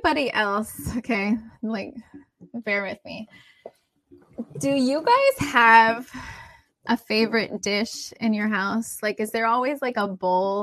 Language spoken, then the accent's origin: English; United States; I'm from here. Like I'm American.